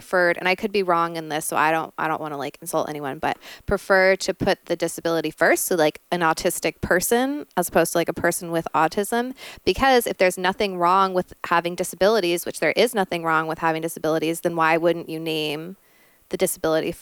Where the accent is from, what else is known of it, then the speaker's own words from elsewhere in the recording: Valley Girl, California, United States; accent: Valley Girl; I just have like a Valley Girl accent